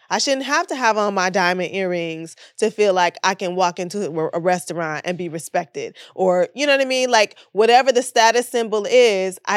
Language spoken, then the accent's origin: English; Oakland, California, United States; now in Los Angeles, United States